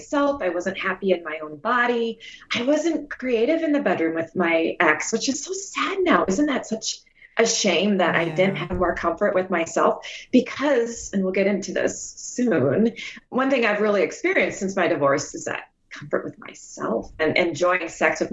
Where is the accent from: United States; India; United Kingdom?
United States; Midwest; also born or lived in Dauphin, Manitoba, Canada; now in St. Paul, United States; I am a proud Midwesterner